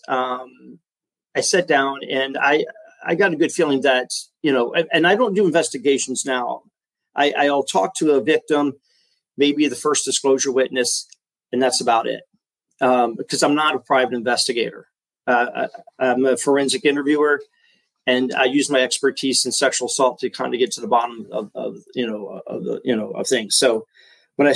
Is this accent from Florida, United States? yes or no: yes; Florida, United States; moved away as an adult; also born or lived in San Diego, California; I had already moved here back to Florida, my hometown